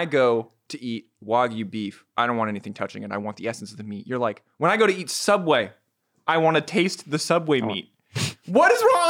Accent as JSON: {"language": "English", "country": "United States", "said": "I'm from America."}